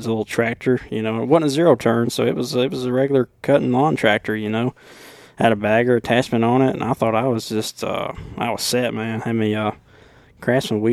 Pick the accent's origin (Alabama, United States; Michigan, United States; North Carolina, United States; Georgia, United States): Alabama, United States; Killen; accent: deep southern, Alabama accent; I'm from Bama